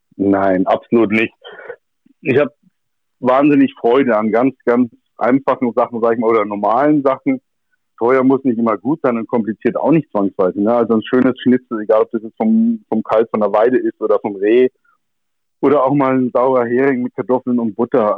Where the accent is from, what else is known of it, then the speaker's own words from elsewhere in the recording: Germany; bei uns in Deutschland